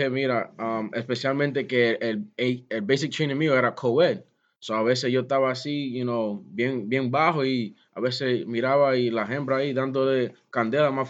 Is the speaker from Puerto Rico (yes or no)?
yes; Puerto Rico; um, no podía beber, underage drinking, you know, uno siendo boricua con familia